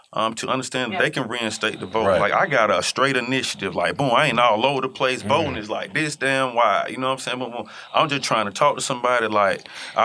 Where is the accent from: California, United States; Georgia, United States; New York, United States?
Georgia, United States; Atlanta; I'm from Atlanta